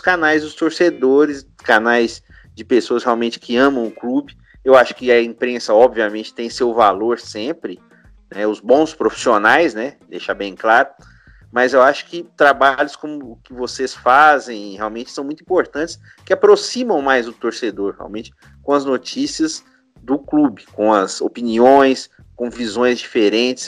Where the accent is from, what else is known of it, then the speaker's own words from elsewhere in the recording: São Paulo, Brazil; now in Minas Gerais, Brazil; eu nasci em São Paulo, mas eu moro aqui há muito tempo em Minas.